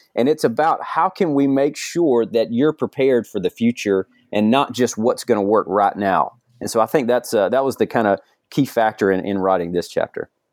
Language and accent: English; Georgia, United States; moved away; I'm from Georgia originally